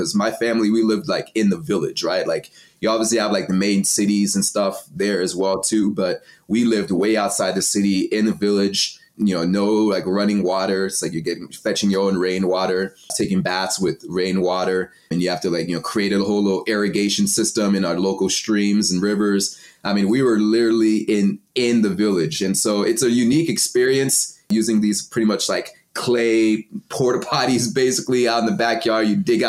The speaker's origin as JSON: {"language": "English", "region": "Texas", "country": "United States", "tie": "born or raised there", "also_born_or_lived": "Cameroon", "said": "So I was born in Texas, but my dad's side is from Nigeria and my mom's side is from Cameroon. So when they had me, they're still in school. And so they sent me back home to Cameroon. My aunt raised me for 5 years. And then I came back to Texas"}